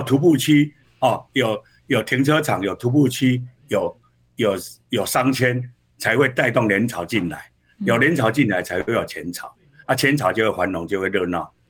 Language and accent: Chinese; Hsinchu, Taiwan; 我想我我们提名以后，我对自己就要求我我们新竹人是很善良的，我们应该要怎么做让市民有感受？